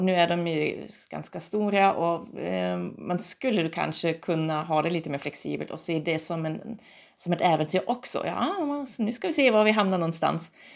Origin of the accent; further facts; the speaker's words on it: Germany; now in Umeå, Sweden; jag kommer ju från Tyskland